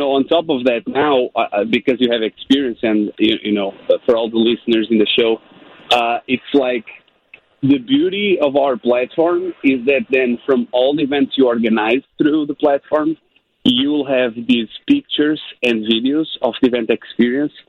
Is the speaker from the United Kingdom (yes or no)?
no; Portugal; moved away; Originally, I'm from Portugal, Europe